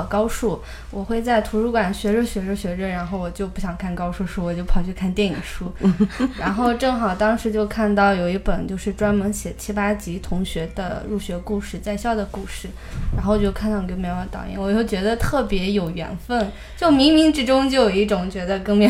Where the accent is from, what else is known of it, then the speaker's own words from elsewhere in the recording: Ningxia, China; 其实我也是宁夏人。